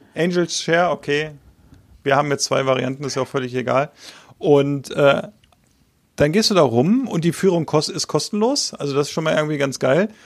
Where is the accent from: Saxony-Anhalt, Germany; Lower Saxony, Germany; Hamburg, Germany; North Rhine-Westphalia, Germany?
Lower Saxony, Germany; Hanover; als Hannoveraner